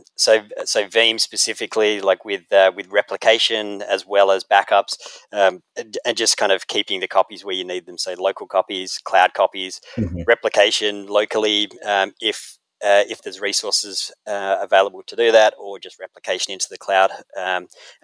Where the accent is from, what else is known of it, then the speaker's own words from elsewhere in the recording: Australia; moved away as an adult; now in United States; I'm Australian